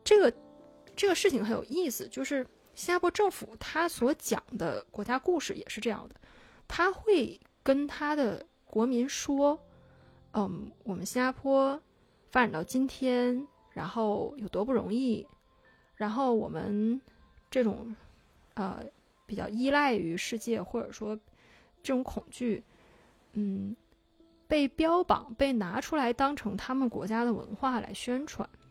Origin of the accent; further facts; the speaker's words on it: China; moved away; also born or lived in Singapore; 我是中国人